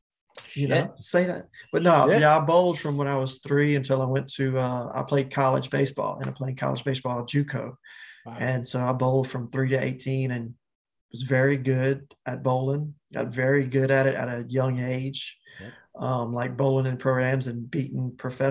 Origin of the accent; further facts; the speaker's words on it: Picayune, Mississippi, United States; moved away as an adult; also born or lived in Hawaii; my hometown of Picayune, Mississippi